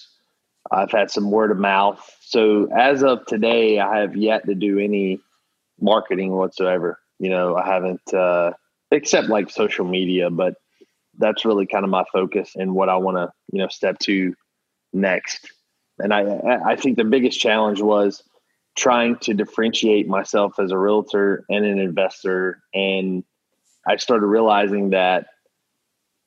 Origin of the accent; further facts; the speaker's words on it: Charlotte, North Carolina, United States; moved away as an adult; now in Jacksonville, United States; I'm from Charlotte, North Carolina